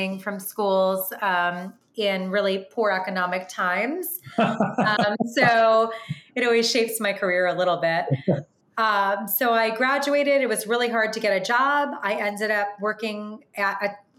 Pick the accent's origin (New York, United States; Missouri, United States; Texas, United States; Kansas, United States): New York, United States; Long Island; moved away as an adult; also born or lived in Washington, D.C.; I grew up in Long Island